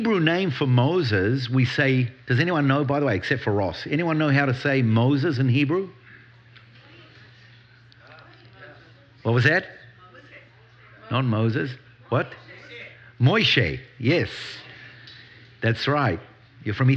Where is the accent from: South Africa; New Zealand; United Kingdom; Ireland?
New Zealand; moved away as an adult; now in Israel; I do have an accent. I do. I grew up in New Zealand